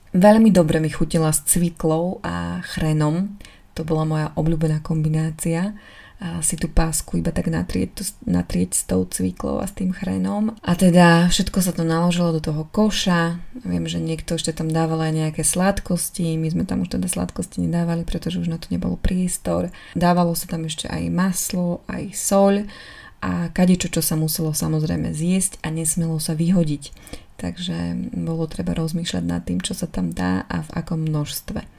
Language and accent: Slovak; eastern Slovakia, Slovakia; moved away; u nás na východe je taká tradícia